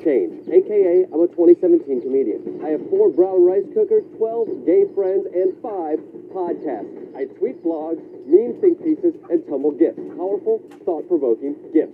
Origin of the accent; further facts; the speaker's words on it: Kalamazoo, Michigan, United States; my hometown of Kalamazoo, Michigan